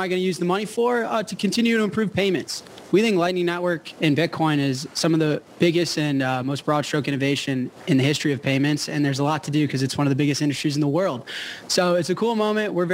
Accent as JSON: {"language": "English", "country": "United States", "said": "I'm an American"}